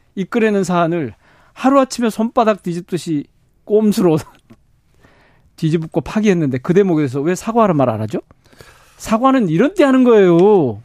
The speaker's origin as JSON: {"language": "Korean", "region": "Gwangju", "country": "South Korea", "tie": "born or raised there", "said": "제가 광주 출신이고 광주 지역구고"}